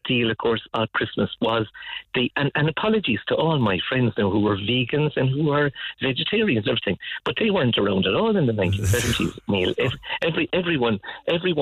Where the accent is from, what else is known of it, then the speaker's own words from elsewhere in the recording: Cork, Munster, Ireland; I grew up in Ballinlock in typical suburbia